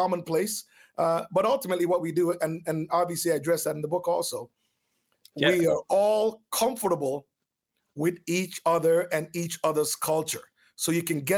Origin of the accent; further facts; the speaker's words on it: Jamaica; also born or lived in Oakville, Ontario, Canada; now in Canada; I grew up on a farm